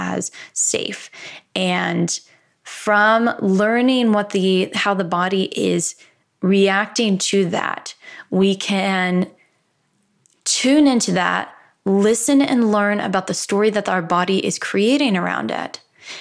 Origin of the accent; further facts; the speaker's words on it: Midwest, United States; I'm from the Midwest